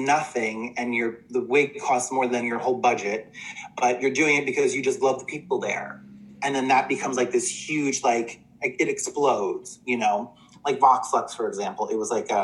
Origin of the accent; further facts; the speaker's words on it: New Jersey, United States; Little gay boy growing up in Central Jersey